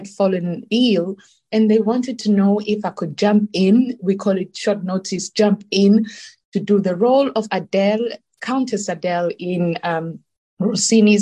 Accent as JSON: {"language": "English", "country": "South Africa", "tie": "born or raised there", "also_born_or_lived": "Milan, Italy", "moved": "as an adult", "said": "I was born in South Africa, because being born in my wonderful country"}